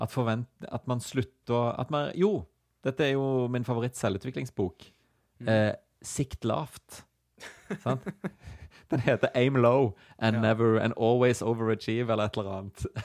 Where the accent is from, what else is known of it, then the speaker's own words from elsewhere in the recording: Stavanger, Rogaland, Norway; nabolaget vårt eh, hjemme på Hinna utenfor Stavanger